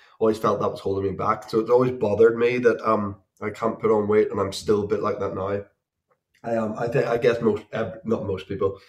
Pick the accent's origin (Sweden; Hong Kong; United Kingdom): United Kingdom; Belfast, Northern Ireland; born or raised there